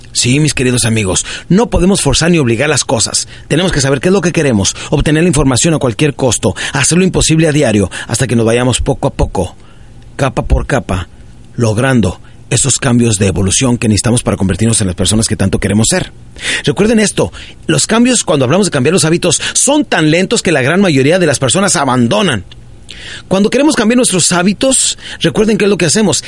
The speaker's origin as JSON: {"language": "Spanish", "town": "Ciudad Juárez", "region": "Chihuahua", "country": "Mexico", "tie": "born or raised there", "also_born_or_lived": "Parral, Chihuahua"}